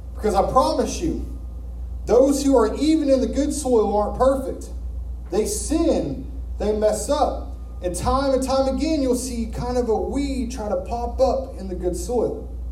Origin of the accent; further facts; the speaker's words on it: Arkansas, United States; moved away; We're from Arkansas